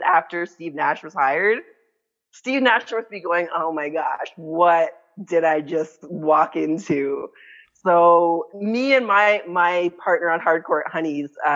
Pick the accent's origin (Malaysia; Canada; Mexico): Canada; I'm Canadian